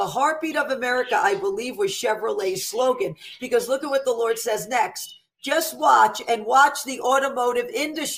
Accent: New York City, New York, United States; I'm an Italian from the Bronx

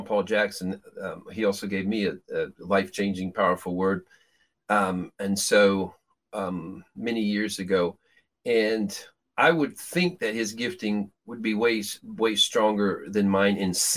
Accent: Peru; moved away; I grew up in Peru, South America

